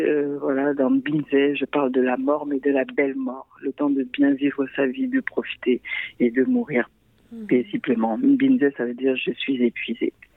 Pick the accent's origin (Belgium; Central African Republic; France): Central African Republic; now in Montreal, Canada; je viens de la République centrafricaine